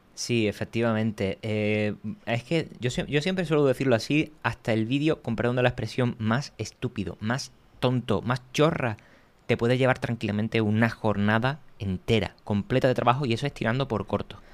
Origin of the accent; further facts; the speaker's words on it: Cádiz, Andalusia, Spain; now in Madrid, Spain; Yo soy de Cádiz, vivo en Madrid y bajo algunas veces a Cádiz